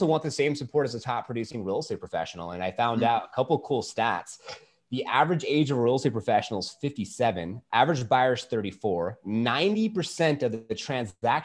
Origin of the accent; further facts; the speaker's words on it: California, United States; moved away as an adult; now in Arizona, United States; I was from California, and I have a wife and a beautiful daughter who's 2.5. And we were part of that mass exodus out of California, moving here into Arizona